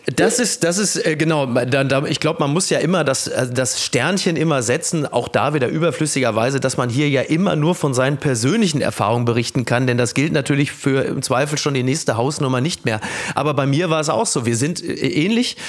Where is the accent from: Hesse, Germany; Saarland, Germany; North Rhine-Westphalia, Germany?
North Rhine-Westphalia, Germany; Castrop-Rauxel; Ich komme aus dem tiefsten Ruhrgebiet. Ich komme aus Kastrop-Rauxel.